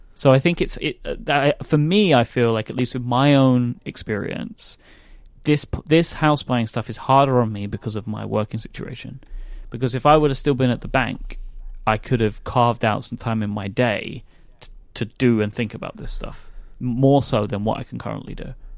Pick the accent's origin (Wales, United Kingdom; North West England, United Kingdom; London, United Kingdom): London, United Kingdom; I'm a Londoner